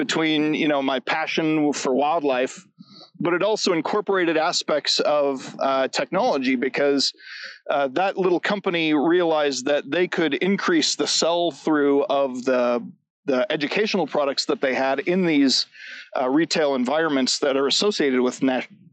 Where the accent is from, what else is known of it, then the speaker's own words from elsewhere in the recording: Lakewood, Colorado, United States; I'm a Front Range kid, born and raised here in Denver, Lakewood